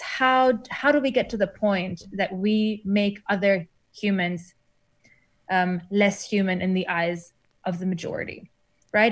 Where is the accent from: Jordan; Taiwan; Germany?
Germany; moved away as an adult; also born or lived in Iran / Berlin, Germany; now in New Zealand; I grew up in Germany